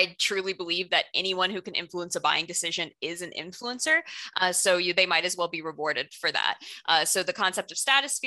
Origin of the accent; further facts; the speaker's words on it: South Florida, United States; also born or lived in Orlando, Florida; I grew up in South Florida, moved here later